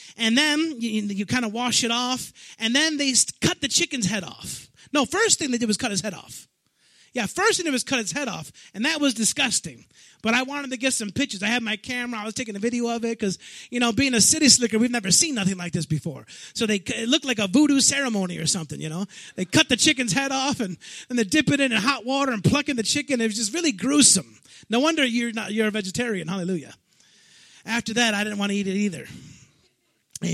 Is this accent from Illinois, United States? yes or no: yes; Chicago, Illinois, United States; I'm from Chicago